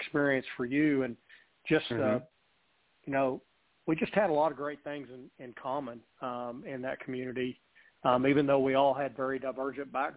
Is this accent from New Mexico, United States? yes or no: yes; Hobbs, New Mexico, United States; I'm from Hobbs, America, born and raised.